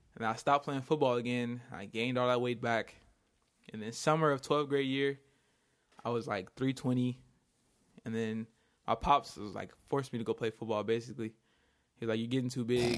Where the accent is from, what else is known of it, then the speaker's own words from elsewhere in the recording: Inglewood, California, United States; I'm from Inglewood, California. Uh, basically born and raised here